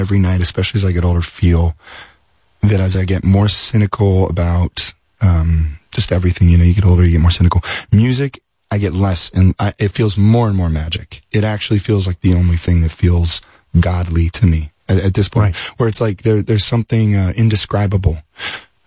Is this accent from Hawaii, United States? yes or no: no; Las Vegas, Nevada, United States; we're from Las Vegas, so everything's strange.